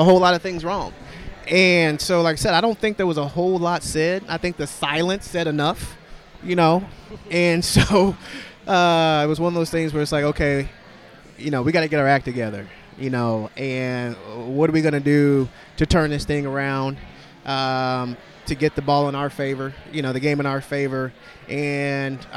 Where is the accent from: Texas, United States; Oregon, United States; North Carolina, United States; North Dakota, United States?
Texas, United States; moved away; I'm originally from Texas